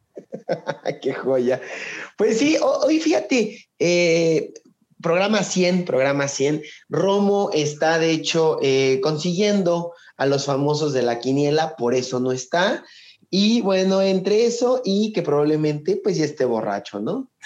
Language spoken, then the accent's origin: Spanish; Mexico; soy mexicano